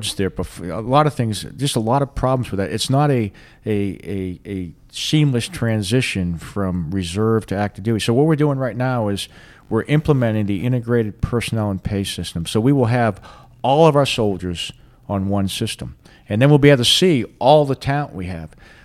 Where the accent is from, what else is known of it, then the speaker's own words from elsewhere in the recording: Boston, Massachusetts, United States; moved away; I'm from Boston, and at least where I was from, we don't do a whole lot of farming where I was from